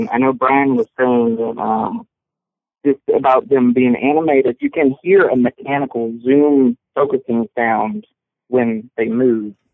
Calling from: San Francisco, California, United States; from San Francisco.

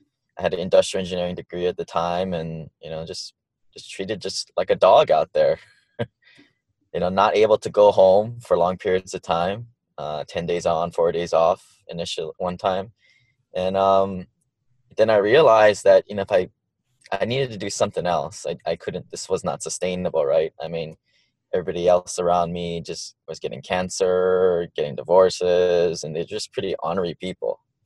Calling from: Honolulu, Hawaii, United States; also born or lived in Maui; I'm calling in from Honolulu, Hawaii, my new home.

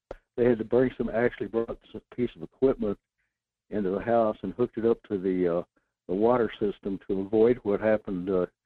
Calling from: Fairbanks, Alaska, United States; Good morning. This is …. I'm calling from Fairbanks.

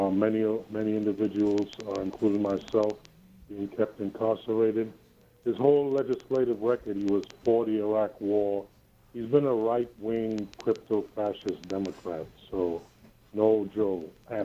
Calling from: Harlem, New York, United States; I'm calling from Harlem.

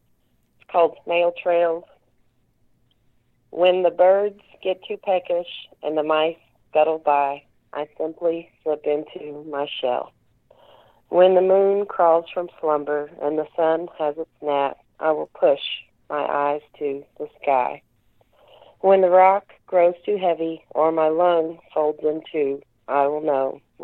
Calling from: Kentucky, United States

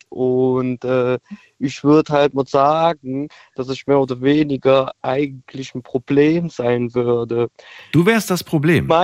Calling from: Trier, Rhineland-Palatinate, Germany; Ich bin aus Trier, hi.

